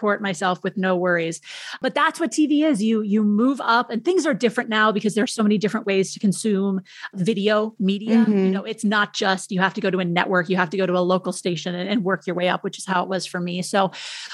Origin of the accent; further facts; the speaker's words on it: Minneapolis, Minnesota, United States; moved away as an adult; also born or lived in Madison, Wisconsin / Rhinelander, Wisconsin / San Francisco; I grew up in Minneapolis